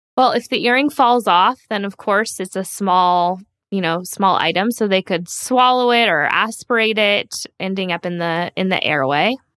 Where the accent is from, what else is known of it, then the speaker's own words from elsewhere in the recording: San Diego, California, United States; I grew up in San Diego, so Southern California